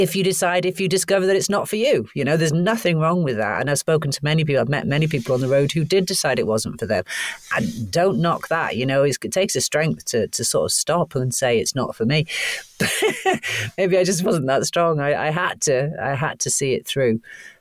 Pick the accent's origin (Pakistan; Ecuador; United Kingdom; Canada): Canada; born there; because I was born in Canada, thankfully they couldn't throw me out.